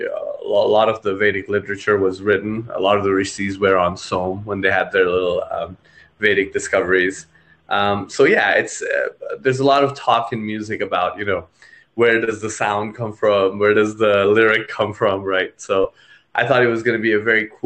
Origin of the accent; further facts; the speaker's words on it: Kathmandu, Bagmati, Nepal; In my side of the world, I'm actually from Kathmandu, Nepal.